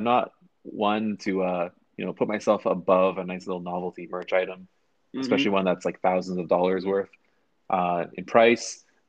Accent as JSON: {"language": "English", "country": "Canada", "said": "we are both dealing with being Canadian citizens."}